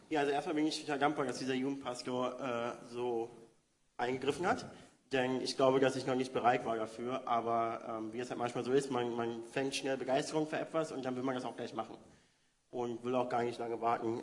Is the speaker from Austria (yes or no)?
no; Berlin, Germany; moved away as an adult; now in San Francisco, United States; bin Berliner, geboren, aufgewachsen in Wedding und äh, bin jetzt seit vier Jahren in San Francisco